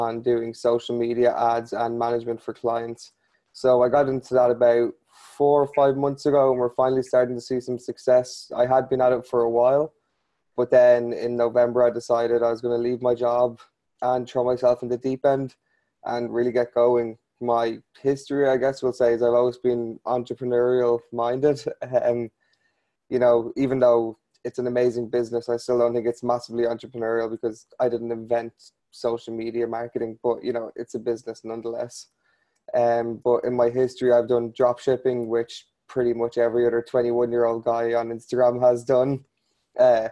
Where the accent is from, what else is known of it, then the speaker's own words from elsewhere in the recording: Ireland; I'm from a place called Ireland.